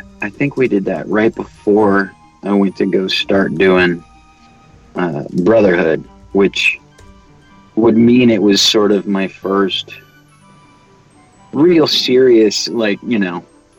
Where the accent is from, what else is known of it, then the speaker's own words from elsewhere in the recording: Ireland; I'm Irish. You'll never hear those words string together out of my mouth.